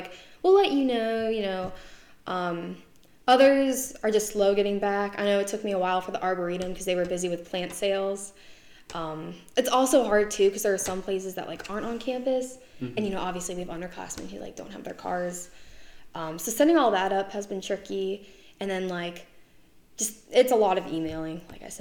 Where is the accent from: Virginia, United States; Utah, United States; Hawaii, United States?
Virginia, United States; Northern; I am from Northern Virginia.